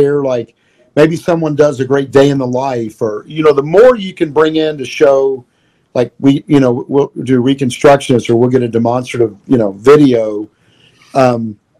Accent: Louisville, Kentucky, United States; I'm from Louisville. 502 is our area code.

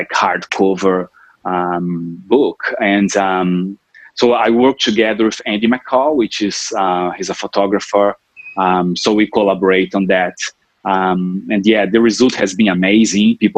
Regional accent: Brazil; moved away as an adult; also born or lived in Europe / Sunshine Coast, Australia; now in Noosa, Australia; I'm originally from Brazil, where I grew up and spent most of my time there

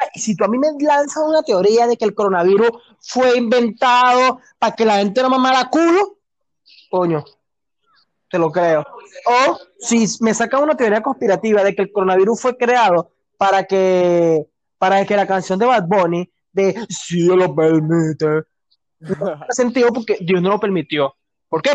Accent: Venezuela; somos puros venezolanos.

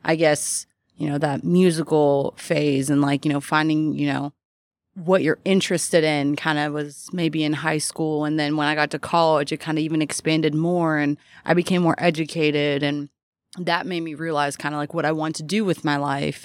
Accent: Louisville, Kentucky, United States; born and raised here

